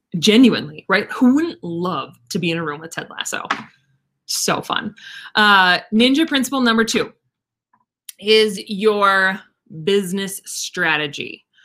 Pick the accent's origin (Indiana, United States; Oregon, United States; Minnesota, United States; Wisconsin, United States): Minnesota, United States; Listen, I'm from Minnesota. All we had is lakes.